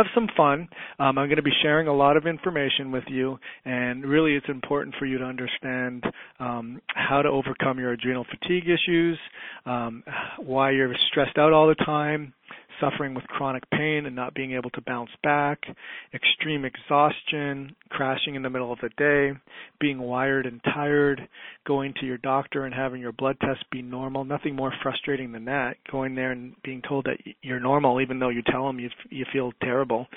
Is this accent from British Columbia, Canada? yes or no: no; Toronto, Ontario, Canada; I grew up in Toronto, Ontario, Canada